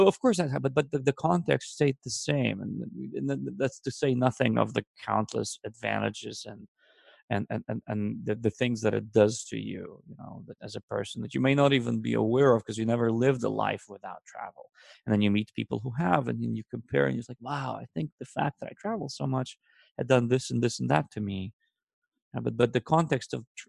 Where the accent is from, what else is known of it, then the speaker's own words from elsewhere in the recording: Israel; English is a second language; moved away; the town I grew up in Israel when we immigrated to Israel